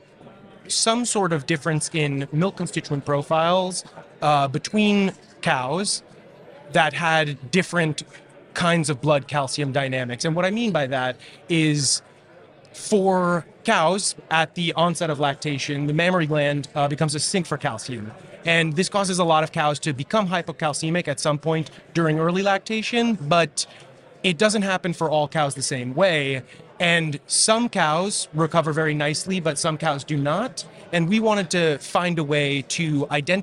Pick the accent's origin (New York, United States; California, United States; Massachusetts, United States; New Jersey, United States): New York, United States; New York City; I grew up in New York City